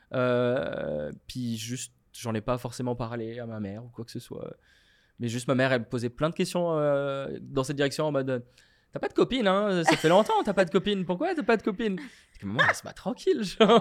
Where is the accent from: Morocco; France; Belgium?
Morocco; moved away as an adult; now in Montreal, Canada; je viens du Maroc, j'ai grandi au Maroc